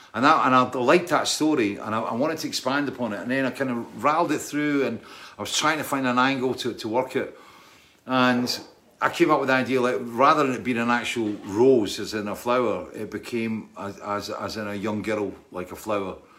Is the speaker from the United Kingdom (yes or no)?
yes; Scotland, United Kingdom; I'm Scottish